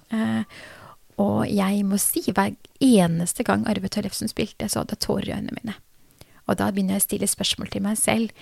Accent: Drammen, Buskerud, Norway; jeg som egentlig har født og oppvokst her i Norge

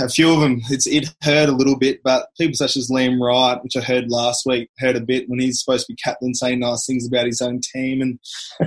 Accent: Queensland, Australia; being a Queenslander school pathway

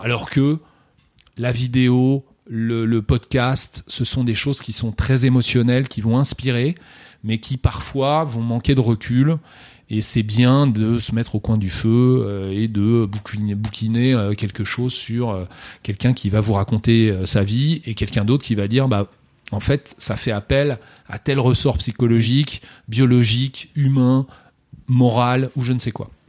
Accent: France; nous sommes français

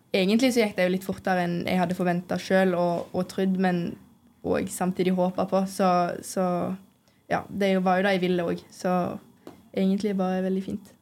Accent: Stord, Vestland, Norway; moved away; vi er fra Stord, så har man jo hørt om, om Lerkendal fra man var liten

